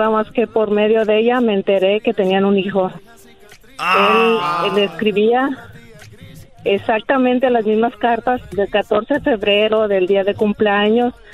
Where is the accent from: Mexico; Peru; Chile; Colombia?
Peru; Mira, sí, Caleta, mira, Magali Medina, yo soy peruana, Magali Medina es la urraca, es una eh, presentadora de Perú.